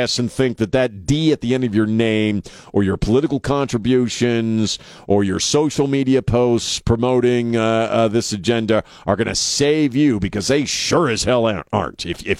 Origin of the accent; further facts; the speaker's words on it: East Coast, United States; now in San Antonio, United States; I grew up on the East Coast.